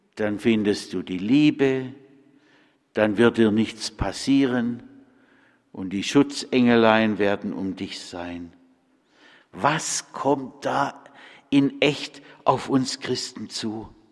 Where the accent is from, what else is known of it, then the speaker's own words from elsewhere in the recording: Bad Friedrichshall, Baden-Württemberg, Germany; moved away; In meiner Heimat in Bad Friedrichshall-Kochendorf